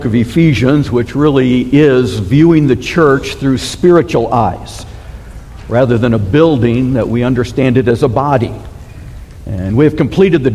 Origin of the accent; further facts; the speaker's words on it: Michigan, United States; now in Arizona, United States; Growing up in Michigan